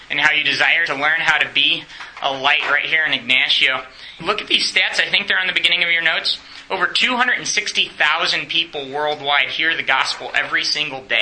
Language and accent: English; Romania; English is a second language; I grew up in Romania.